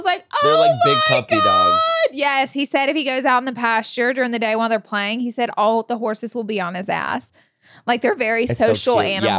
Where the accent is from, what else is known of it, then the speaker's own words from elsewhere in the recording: Alabama, United States; Someone said they're surprised I haven't because I'm from Alabama.